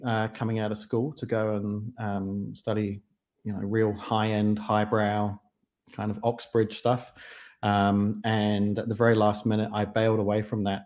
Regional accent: London, United Kingdom; moved away as an adult; also born or lived in Kent; now in New Zealand; I grew up in the grungier parts of southeast London. So Deptford, Lewisham, Greenwich

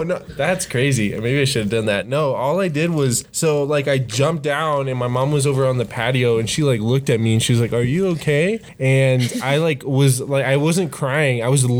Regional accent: Nebraska, United States; born there; now in Colorado, United States; I'm from Nebraska. Yeah, I was born in Nebraska, came to Colorado, and that's it.

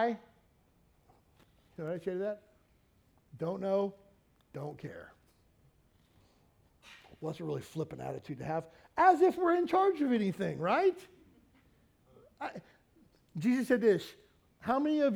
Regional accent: Kentucky, United States; moved away; I grew up in Kentucky

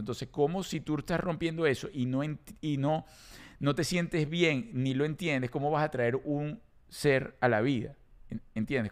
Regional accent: Venezuela; also born or lived in South Florida, United States; now in United States; Yo en Venezuela no estamos acostumbrados a eso

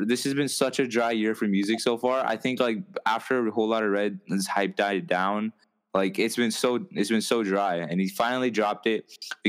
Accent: Kathmandu, Bagmati, Nepal; moved away; I'm from Kathmandu, in Nepal.

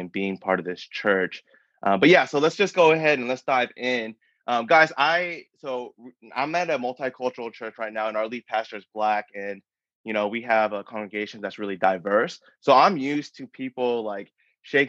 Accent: Denver, Colorado, United States; moved away as an adult; also born or lived in Massachusetts; now in Austin, United States; I am born and raised in Denver, Colorado. That's where I call home.

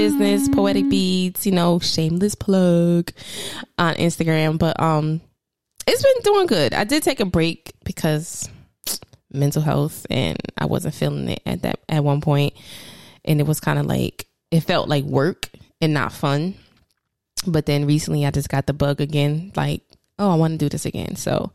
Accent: New Jersey, United States; I'm glad I'm Jersey. Like, I used to want to be from New York, but it was just too contagious. Too congested. I'm glad I'm Jersey

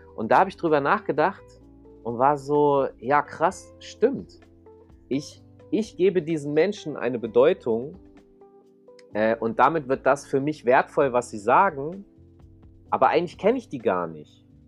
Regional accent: Hanover, Lower Saxony, Germany; ich komme aus Hannover, da möchte eigentlich auch nicht so richtig jemand hinziehen. So, meine mhm. Mutter äh, konnte nicht äh, woanders mit mir hinziehen, es ging nichts. War, meine Mutter wohnt da auch immer noch. Und mhm. ähm, ich bin da halt aufgewachsen

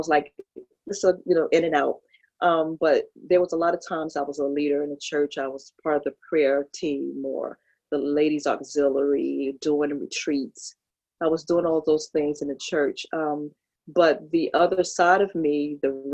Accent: New York City, New York, United States; moved away as an adult; also born or lived in Kinston, North Carolina; now in Peru; I was born in Brooklyn and I left at the age of 5 because my mother and father had separated

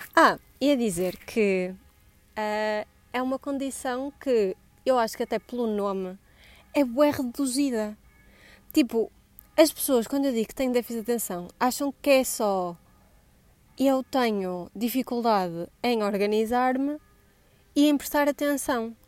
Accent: Vila Nova de Gaia, Norte, Portugal; accent: Gaia; also born or lived in Coimbra; deixo de ter sotaque de Gaia

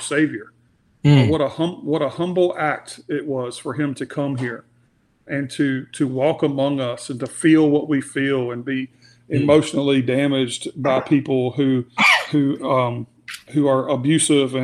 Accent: United States; we're American

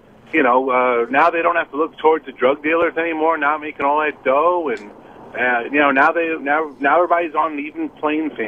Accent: New York City, New York, United States; I grew up in the Stapleton Projects, 10304

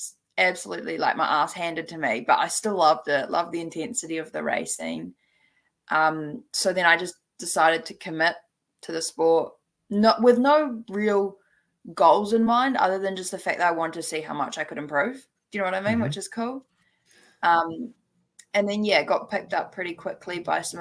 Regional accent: Taupo, Waikato, New Zealand; growing up in Taupo

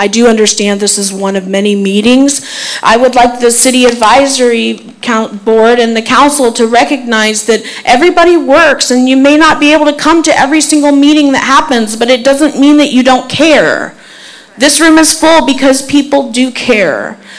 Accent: Zephyrhills, Florida, United States; now in Dade City, United States; I do a lot of business in Zephyrhills. I grew up in Zephyrhills. I have a lot of very fond childhood memories at Zephyr Park, playing tennis and racquetball there, walking the Zephyr Lake with my grandpa

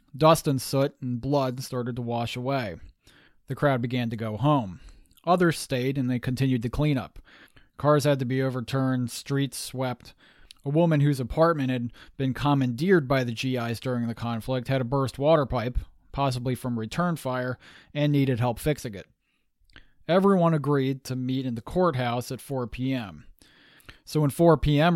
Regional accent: United States; also born or lived in Massachusetts / Pennsylvania; I'm a Yankee, born and bred in Massachusetts and Pennsylvania.

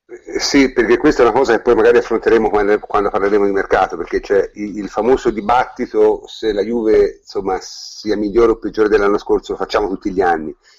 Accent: Tuscany, Italy; noi, noi siamo toscani

